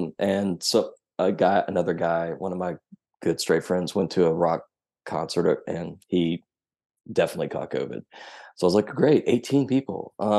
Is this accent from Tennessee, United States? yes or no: yes; Tennessee, United States; also born or lived in Memphis; I grew up in Tennessee's fifth largest city, which is real near a super huge army base. But Memphis is where I became who I am.